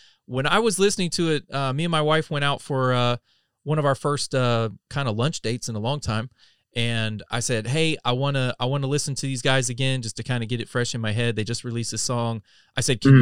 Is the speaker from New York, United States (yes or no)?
no; North Carolina, United States; I'm from North Carolina, you know, dead center